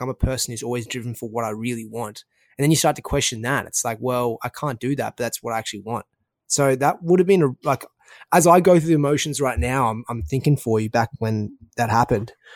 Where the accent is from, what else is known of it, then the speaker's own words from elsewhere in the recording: Australia; accent: Australian; my Australian accent